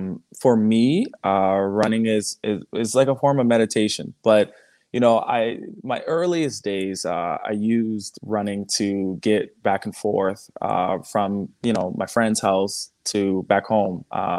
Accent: Canada; I'm Canadian.

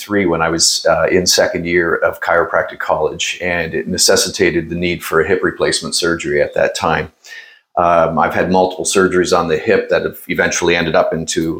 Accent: Norfolk County, Ontario, Canada; also born or lived in Toronto; I grew up in Norfolk County, married my high school sweetheart, and the two of us live in a rural Norfolk

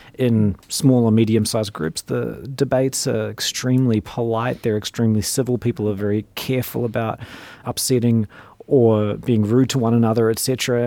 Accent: New Zealand; accent: New Zealand; moved away; I grew up in New Zealand

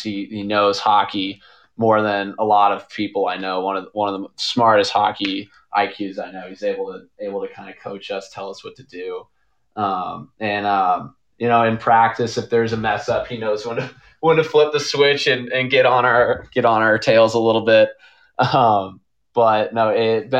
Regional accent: St. Louis, Missouri, United States; I love St. Louis. Obviously, that's where I was born and raised.

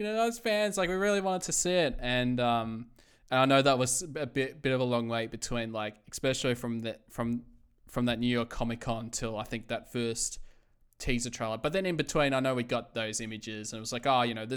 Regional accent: Melbourne, Victoria, Australia; I was from Melbourne

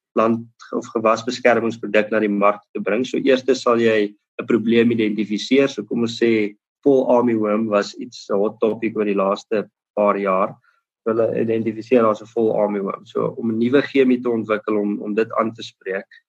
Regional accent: Bothaville, Free State, South Africa; ek het groot geword in Botawil

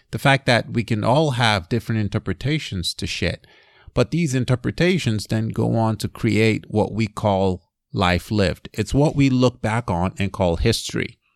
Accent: Nigeria; moved away; I grew up in Nigeria

